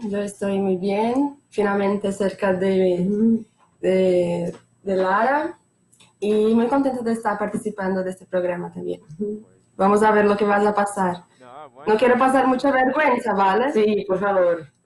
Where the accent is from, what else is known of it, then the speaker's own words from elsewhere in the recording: Santos, São Paulo, Brazil; Yo soy de São Paulo, de una ciudad que se llama Santos.